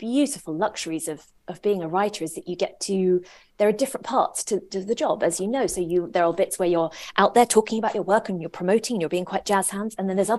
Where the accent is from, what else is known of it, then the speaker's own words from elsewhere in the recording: England, United Kingdom; but we were also growing up in England the whole time.